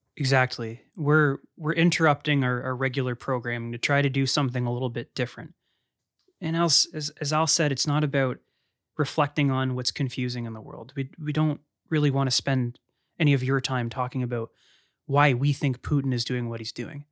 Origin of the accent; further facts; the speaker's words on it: London, Ontario, Canada; As a Canadian, as a privileged white man in London, Ontario, Canada